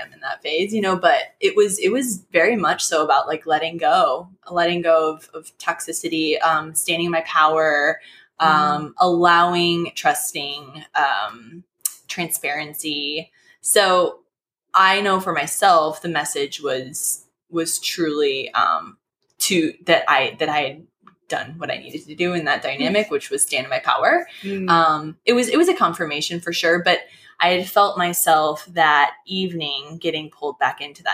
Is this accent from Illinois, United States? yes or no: yes; Illinois, United States; moved away; I'm from Illinois